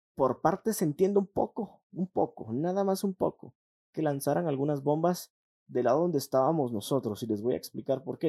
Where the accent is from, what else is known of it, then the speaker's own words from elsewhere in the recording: Guatemala; somos guatemaltecos